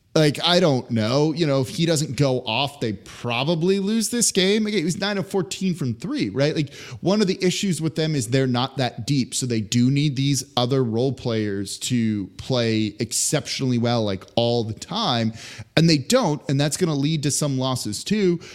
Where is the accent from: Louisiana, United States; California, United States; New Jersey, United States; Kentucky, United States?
California, United States; Los Angeles; moved away as an adult; now in New Orleans, United States; I'm from Los Angeles. I grew up there, right? Lived there for 18 years before moving to New Orleans.